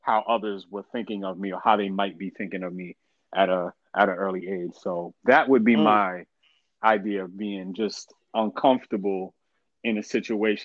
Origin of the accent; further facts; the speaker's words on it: New York City, New York, United States; also born or lived in Westchester County, New York; I was born and born and pretty much raised in the Bronx, I did go to like my middle and teenage years. I grew up in Westchester. I was raised in Westchester County